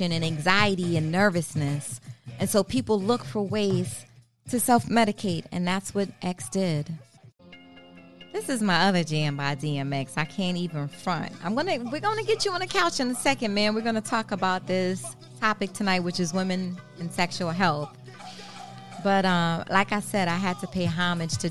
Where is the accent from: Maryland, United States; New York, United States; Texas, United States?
Maryland, United States; I'm from Maryland